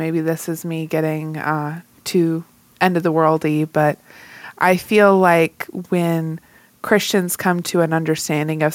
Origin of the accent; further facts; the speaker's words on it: the South, United States; accent: Southern; I'm from the South